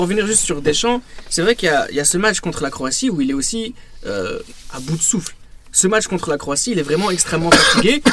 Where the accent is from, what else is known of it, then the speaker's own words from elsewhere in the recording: France; nous, en tant que Français